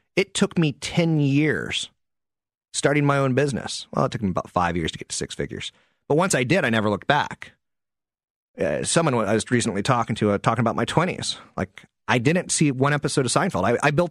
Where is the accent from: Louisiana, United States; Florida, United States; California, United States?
California, United States; San Carlos; in my hometown, San Carlos